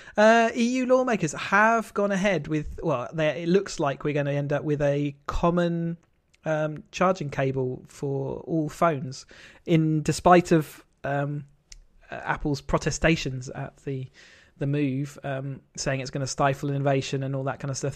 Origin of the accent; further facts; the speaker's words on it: United Kingdom; in the U K